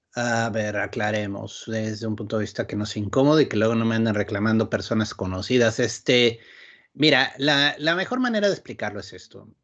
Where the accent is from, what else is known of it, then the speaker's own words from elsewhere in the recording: Querétaro, Mexico; moved away as an adult; also born or lived in Mexico City; now in Ensenada, Mexico; Yo crecí en Querétaro propiamente. O sea, nací en la Ciudad de México